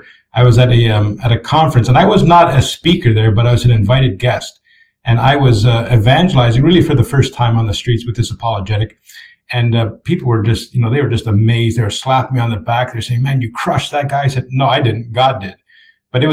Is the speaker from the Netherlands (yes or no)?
no; Canada; Canadians, for example, we have a huge inferiority complex